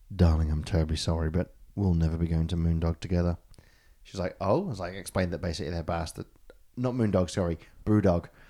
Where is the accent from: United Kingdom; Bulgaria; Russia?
United Kingdom; a British person